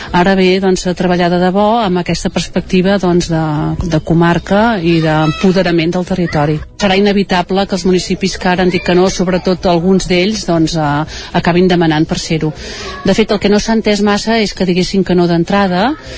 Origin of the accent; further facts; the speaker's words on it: Lluçanès, Catalonia, Spain; Soc del Lluçanès, em sento del Lluçanès